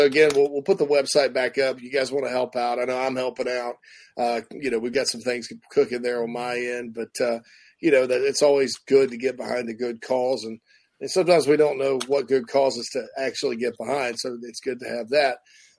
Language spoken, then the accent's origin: English; South Carolina, United States; it's my home state